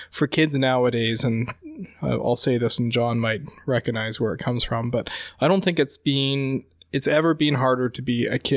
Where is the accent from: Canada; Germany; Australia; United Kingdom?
United Kingdom; England; Yeah, yeah. I grew up in in in England